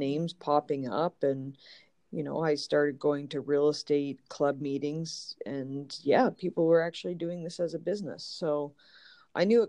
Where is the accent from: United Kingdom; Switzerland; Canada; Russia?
Canada; moved away as an adult; now in Los Angeles, United States; I was born and raised in Canada, and I moved about 12 years ago.